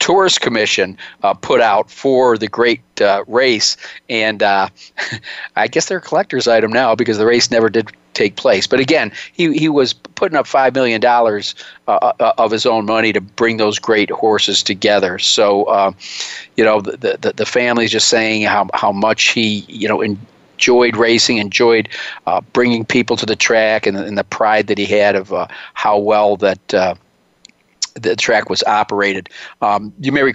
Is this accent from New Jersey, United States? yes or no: no; Cincinnati, Ohio, United States; my hometown track there in Cincinnati, River Downs